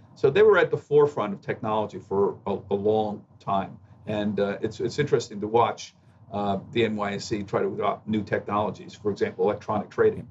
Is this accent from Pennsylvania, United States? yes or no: yes; outside of Philadelphia, Pennsylvania, United States; also born or lived in Bronx, New York; I was born in New York. I, I grew up outside of Philadelphia